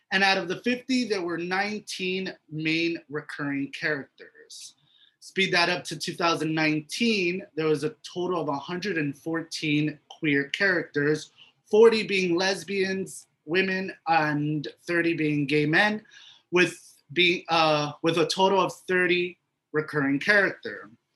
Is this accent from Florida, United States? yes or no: yes; Miami, Florida, United States; the minorities that I grew up with here in Miami